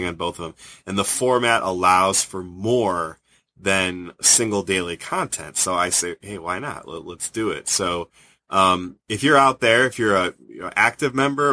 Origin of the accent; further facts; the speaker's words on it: Cleveland, Ohio, United States; growing up in Cleveland